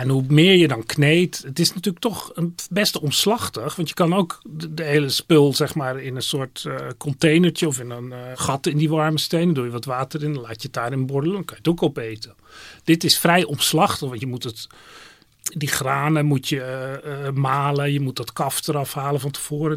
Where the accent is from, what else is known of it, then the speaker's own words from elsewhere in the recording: Netherlands; we zijn Hollanders